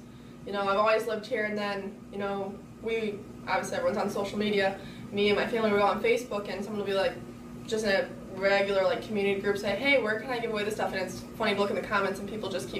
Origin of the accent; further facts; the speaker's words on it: North Aurora, Illinois, United States; moved away as an adult; now in Peoria, United States; I'm from North Aurora, and I currently go to school in Peoria.